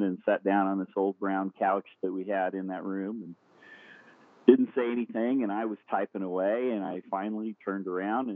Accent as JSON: {"language": "English", "town": "Indianapolis", "region": "Indiana", "country": "United States", "tie": "born or raised there", "said": "I'm from Indianapolis, Indiana. I am born and raised in a small town on the north side"}